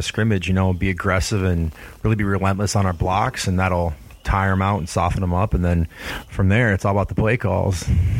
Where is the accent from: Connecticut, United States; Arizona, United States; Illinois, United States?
Connecticut, United States; born there; No, actually, I was born out in Connecticut, I'm a Pats fan.